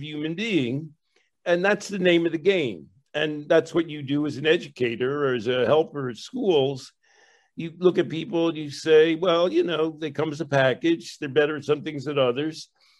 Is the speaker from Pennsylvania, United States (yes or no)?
yes; Philadelphia, Pennsylvania, United States; I grew up in Philadelphia